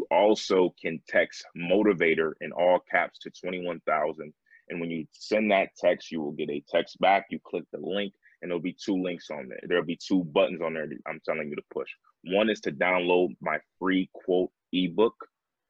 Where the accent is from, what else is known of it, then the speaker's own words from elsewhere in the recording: New York, United States; now in Atlanta, United States; my home state. I'm now living in Atlanta. But I was in Buffalo, New York